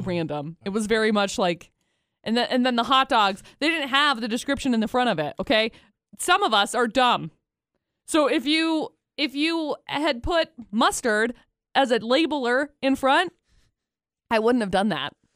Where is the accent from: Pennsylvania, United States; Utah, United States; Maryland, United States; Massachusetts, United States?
Utah, United States; I'm from Utah